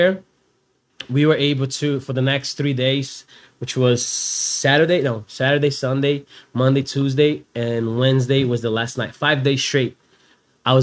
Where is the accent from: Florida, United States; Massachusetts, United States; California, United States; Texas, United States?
Florida, United States; Cape Coral; We grew up racing around Cape Coral, 4 miles in Lehigh